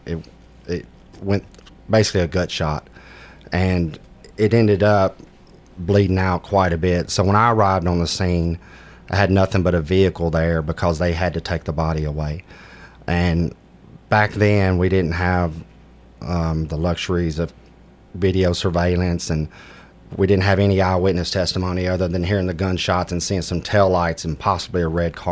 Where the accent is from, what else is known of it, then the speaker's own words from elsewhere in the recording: Antioch, Tennessee, United States; also born or lived in Warner Robins, Georgia; I grew up in Antioch, Tennessee